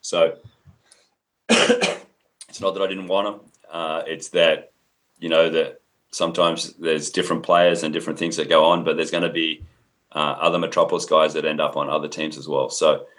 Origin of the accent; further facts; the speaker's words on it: Australia; moved away as an adult; now in United States; I'm Australian, but I consider myself an American coach.